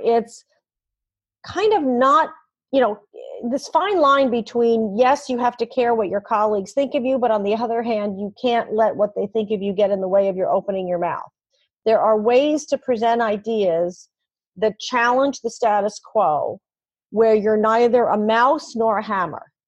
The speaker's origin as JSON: {"language": "English", "town": "New York City", "region": "New York", "country": "United States", "tie": "born or raised there", "also_born_or_lived": "Fargo", "moved": "yes", "said": "I'm born and raised in New York City"}